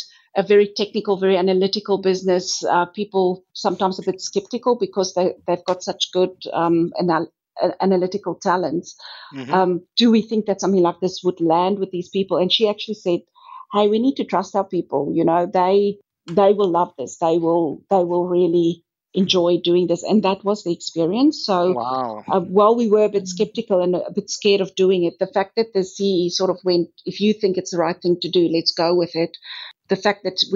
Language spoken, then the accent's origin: English; South Africa; now in Australia; as you might be able to hear from my accent, I'm originally from South Africa